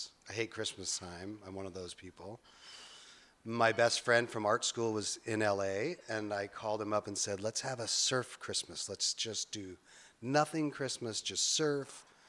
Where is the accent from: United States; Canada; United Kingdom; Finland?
United States; Emmett, Idaho; I grew up in Idaho in a little town called Emmett.